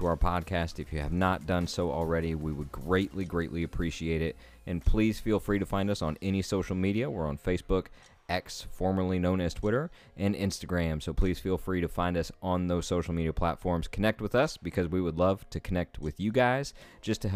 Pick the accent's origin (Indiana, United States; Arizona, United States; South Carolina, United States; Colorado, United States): Indiana, United States; Southern; I'm from Southern Indiana and I'm actually from not too far from where that is.